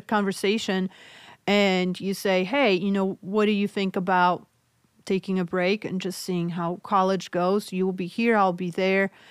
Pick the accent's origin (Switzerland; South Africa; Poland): Poland; English is a second language; moved away; I'm originally from Poland, so hence my accent.